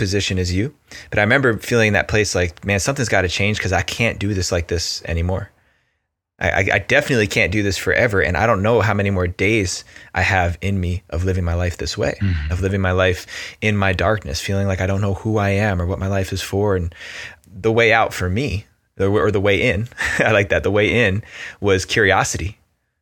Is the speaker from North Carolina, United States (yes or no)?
no; New Jersey, United States; I grew up, you know, growing up in New Jersey